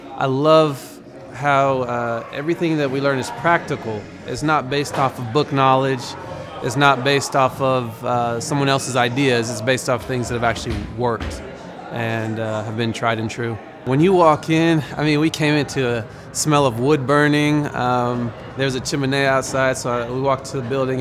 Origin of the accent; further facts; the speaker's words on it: Broken Arrow, Oklahoma, United States; I'm from Broken Arrow, Oklahoma